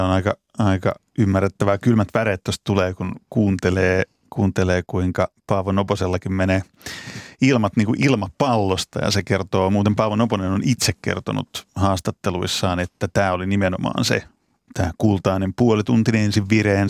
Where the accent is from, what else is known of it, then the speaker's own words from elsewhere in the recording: Pori, Satakunta, Finland; mä oon Porista kotoisin